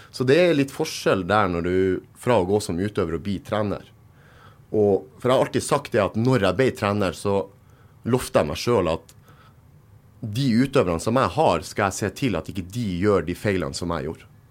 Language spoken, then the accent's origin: Norwegian; Narvik, Nordland, Norway; Jeg er født og oppvokst i Narvik